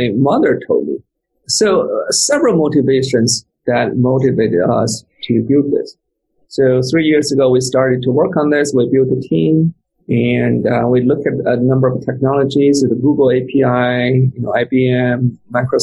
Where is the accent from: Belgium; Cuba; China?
China; moved away; I came from China, so I still have my special accent.